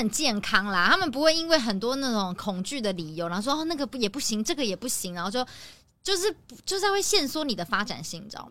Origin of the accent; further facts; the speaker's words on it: Taiwan; 作为台湾人